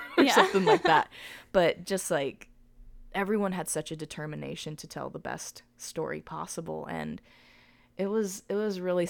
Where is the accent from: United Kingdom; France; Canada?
United Kingdom; in this moment, being a British gymnast sweep, you know.